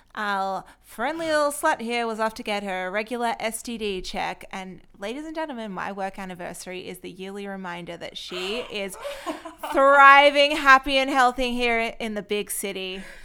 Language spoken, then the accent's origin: English; Australia; moved away as an adult; now in Israel; I'm actually from Australia